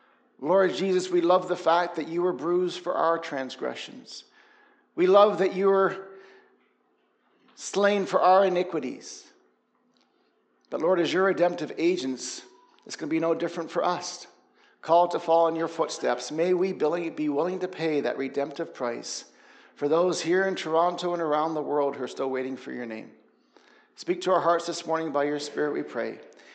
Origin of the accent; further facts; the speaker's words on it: Papua New Guinea; moved away as an adult; also born or lived in Australia / England; I'm from England. My family's British. I was born in Australia. I grew up in Papua New Guinea till I was 18 years old. And then I went to Bible school in the States.